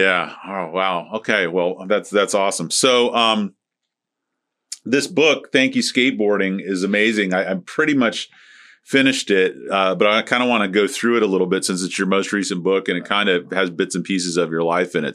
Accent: St. Petersburg, Florida, United States; Harold McCaslin who I grew up with over in Saint Pete

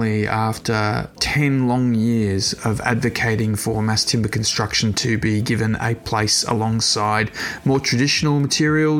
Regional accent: Australia; my home country of Australia

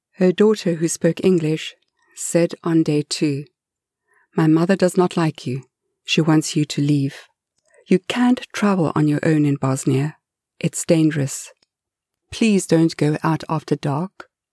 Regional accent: South Africa; I grew up in apartheid South Africa

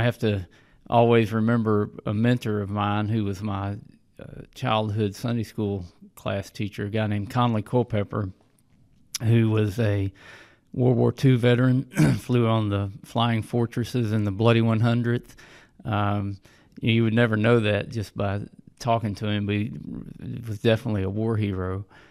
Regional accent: Hot Springs, Arkansas, United States; I grew up in Hot Springs, Arkansas, was born and raised

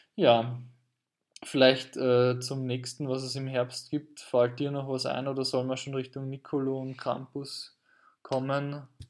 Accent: Carinthia, Austria; ich komme aus Kärnten

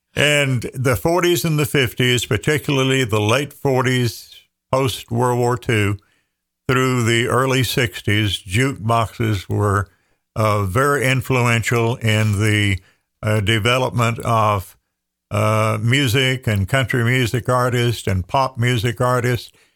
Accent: Andrews, North Carolina, United States; my hometown of Andrews, population twelve hundred

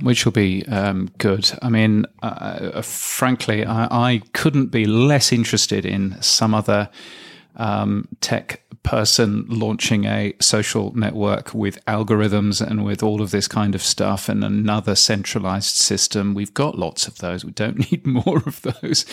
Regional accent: England, United Kingdom; being English

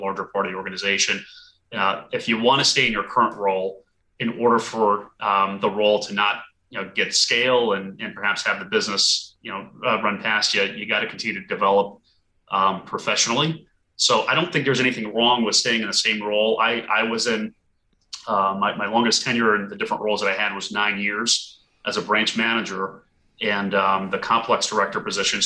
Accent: Burlington, Vermont, United States; moved away as an adult; also born or lived in Portland, Maine; now in Washington, DC, United States; I grew up in Burlington, Vermont, and also went to the University of Vermont.

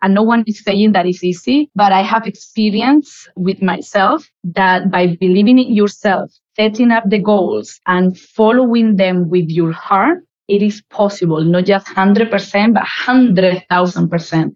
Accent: Malaga, Andalusia, Spain; English is a second language; moved away as an adult; also born or lived in United Kingdom; now in United Arab Emirates; I grew up in Malaga. Malaga is a beautiful, gorgeous city in the south of Spain

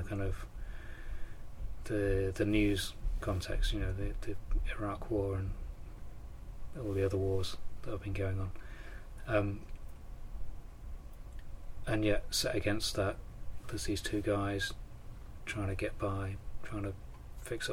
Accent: Thetford, East of England, United Kingdom; I was growing up in Thetford, in South Norfolk

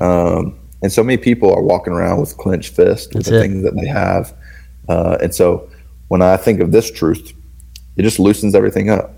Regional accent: the South, Southern United States, United States; I'm in the South, so I grew up in the Bible Belt

